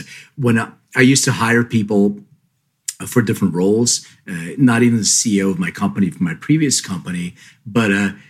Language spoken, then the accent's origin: English; Lithuania; born there; Well, so I'm an immigrant. I was born in Lithuania. My parents came here with $500 in their pockets.